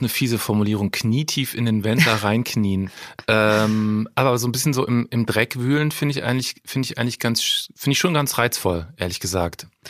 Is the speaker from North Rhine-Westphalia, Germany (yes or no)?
yes; Cologne, North Rhine-Westphalia, Germany; ich komme aus Köln